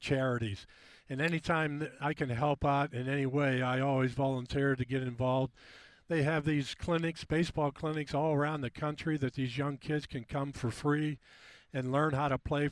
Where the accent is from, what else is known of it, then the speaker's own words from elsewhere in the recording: Pittsburgh, Pennsylvania, United States; I grew up in Pittsburgh